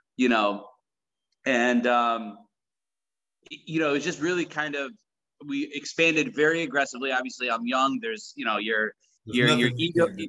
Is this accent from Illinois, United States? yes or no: no; South Side, New York, United States; also born or lived in Tacoma, Washington / Jordan; We grew up on the South Side in New York, very rough neighborhood